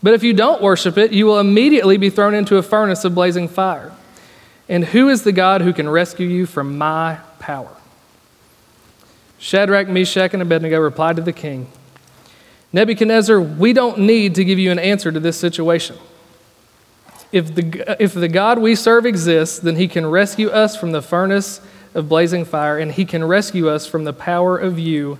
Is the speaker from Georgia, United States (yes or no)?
no; Virginia, United States; I grew up in Virginia